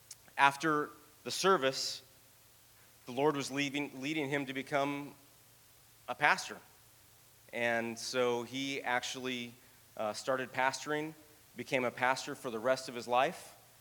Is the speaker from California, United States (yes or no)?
yes; Oxnard, California, United States; I ended up growing up in Oxnard